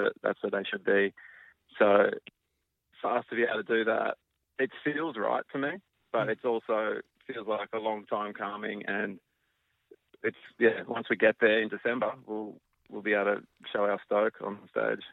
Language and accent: English; Australia; we're Australian